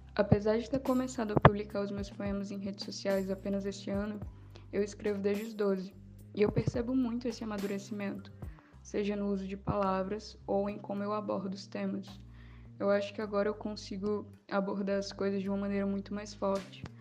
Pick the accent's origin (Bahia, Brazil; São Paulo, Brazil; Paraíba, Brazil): Paraíba, Brazil; sou paraibana